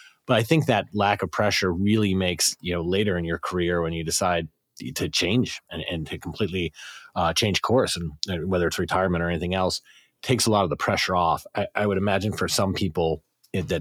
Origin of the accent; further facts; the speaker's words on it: South Carolina, United States; I grew up in South Carolina